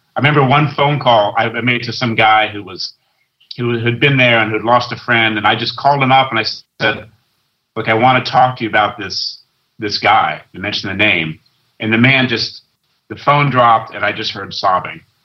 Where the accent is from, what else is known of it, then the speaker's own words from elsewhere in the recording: West Coast, United States; moved away as an adult; also born or lived in London; I grew up on the West Coast and went to London